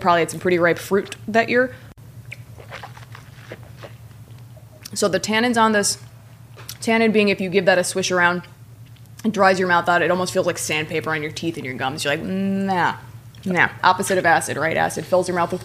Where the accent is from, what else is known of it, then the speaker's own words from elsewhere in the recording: Midwest, United States; now in California, United States; I'm from the Midwest